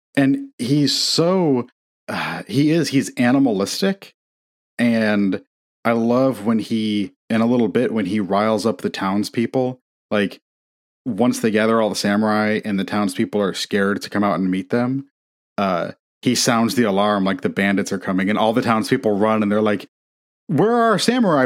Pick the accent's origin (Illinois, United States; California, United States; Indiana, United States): Indiana, United States; growing up in Indiana, we had an, a big fireplace